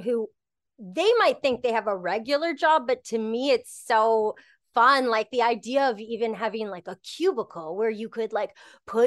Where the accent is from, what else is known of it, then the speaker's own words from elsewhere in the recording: Canada; I'm Canadian, I'm very Canadian